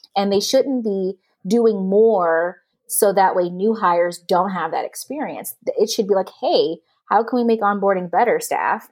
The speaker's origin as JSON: {"language": "English", "region": "the South", "country": "United States", "said": "I'm also a Southerner"}